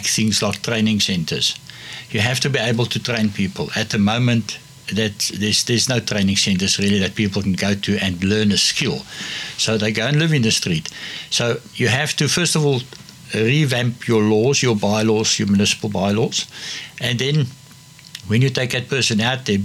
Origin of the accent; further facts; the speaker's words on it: Cape Town, Western Cape, South Africa; I'm born and bred Cape Town and I grew up in Cape Town